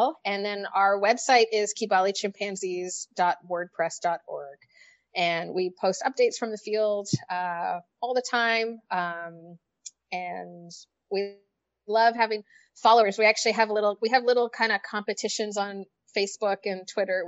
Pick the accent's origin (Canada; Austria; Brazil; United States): Canada; moved away; I'm Canadian